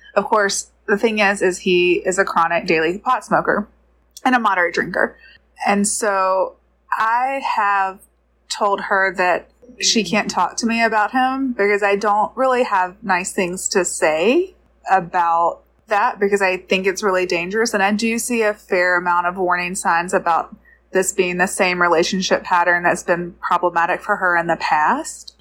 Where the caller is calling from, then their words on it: Georgia, United States; I'm calling from Georgia